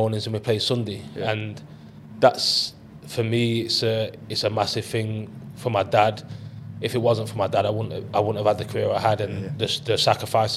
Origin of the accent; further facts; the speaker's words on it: Long Eaton, East Midlands, United Kingdom; near to where I grew up in Long Eaton